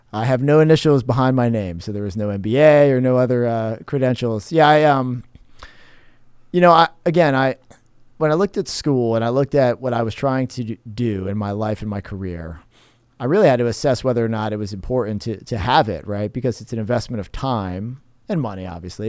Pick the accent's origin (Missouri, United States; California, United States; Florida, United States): Florida, United States; Cape Coral; also born or lived in New Jersey / Tampa; now in St. Petersburg, United States; childhood years growing up in Cape Coral, went to Cape Elementary, Cape High